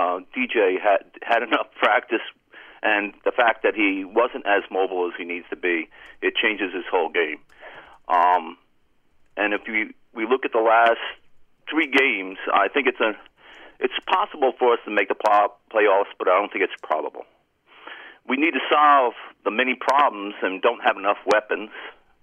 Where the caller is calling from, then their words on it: Cranford, New Jersey, United States; … from Cranford.